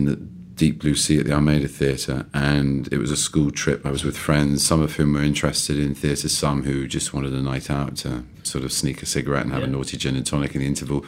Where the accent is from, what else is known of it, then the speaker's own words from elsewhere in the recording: London, United Kingdom; also born or lived in East Grinstead / Harrow; I was born and raised in London on and off. I went to boarding school, so a bit of East Grinstead and Harrow